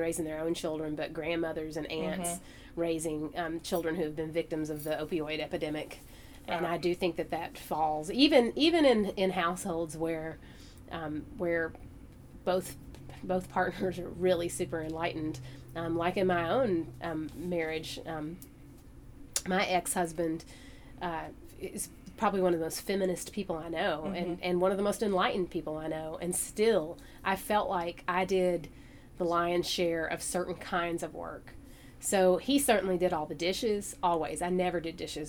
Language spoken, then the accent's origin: English; Hazard, Kentucky, United States; I grew up here in Hazard.